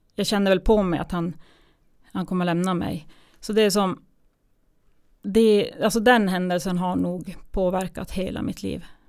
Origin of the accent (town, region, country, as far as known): Kiruna, Norrbotten County, Sweden; born or raised there; moved away as an adult; also born or lived in Gällivare / Tunisia / Umeå / Småland